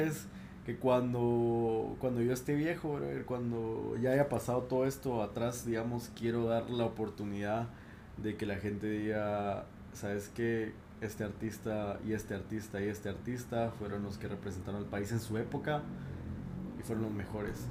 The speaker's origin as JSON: {"language": "Spanish", "country": "Guatemala", "said": "en mi país tenemos varias residencias"}